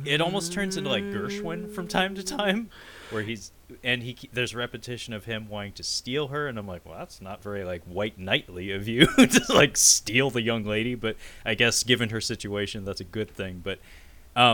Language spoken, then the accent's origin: English; Seattle, Washington, United States; I'm from Seattle